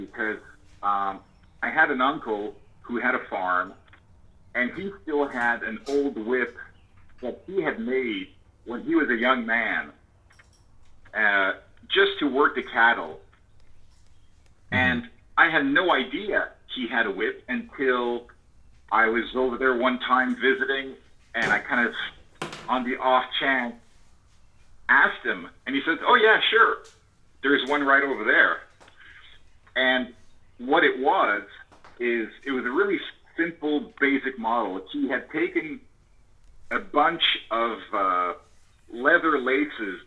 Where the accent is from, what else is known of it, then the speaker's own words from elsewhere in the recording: Montreal, Quebec, Canada; I grew up in and around Montreal, Canada